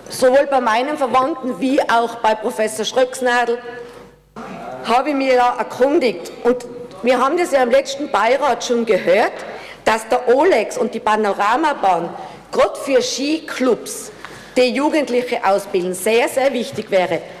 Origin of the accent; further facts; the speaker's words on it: Tyrol, Austria; Und es gibt viele, bei, Gott sei Dank bei uns in Tirol, die alleine dagestanden sind